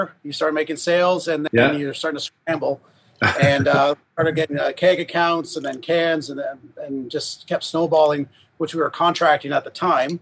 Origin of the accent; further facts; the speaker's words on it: Huntsville, Ontario, Canada; I grew up in Huntsville